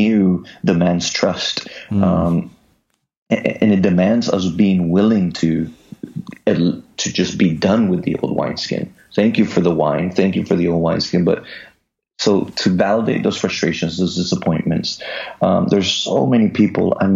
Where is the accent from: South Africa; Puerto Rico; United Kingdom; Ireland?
Puerto Rico; Just us Puerto Ricans